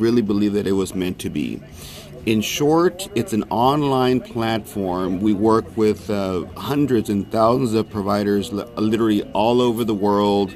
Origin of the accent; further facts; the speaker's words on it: McAllen, Texas, United States; I'm from McAllen, Texas, born and raised